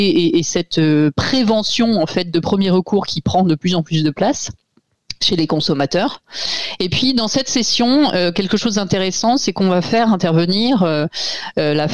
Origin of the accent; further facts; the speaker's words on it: Brittany, France; je suis bretonne